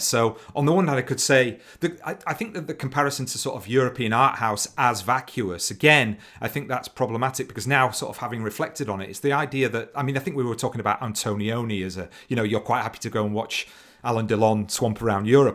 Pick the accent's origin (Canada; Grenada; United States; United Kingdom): United Kingdom; Leeds, Yorkshire and the Humber; growing up in Leeds